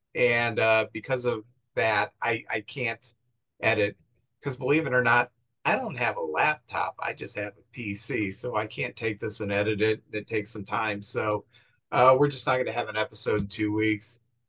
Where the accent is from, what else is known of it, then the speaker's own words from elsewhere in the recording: St. Louis, Missouri, United States; Max and I both grew up in St. Louis